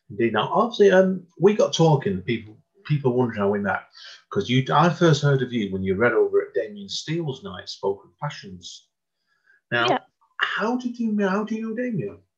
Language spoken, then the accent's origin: English; Hazel Grove, North West England, United Kingdom; because obviously we are from Hazel Grove, and that's why I thought to you straight away about, about the Write Out Loud Stockport group that me and Amanda go to over at the art gallery